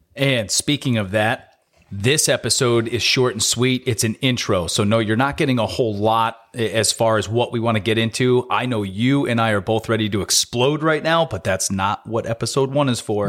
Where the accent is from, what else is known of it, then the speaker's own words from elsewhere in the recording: Capital District, New York, United States; born and raised in the Capital District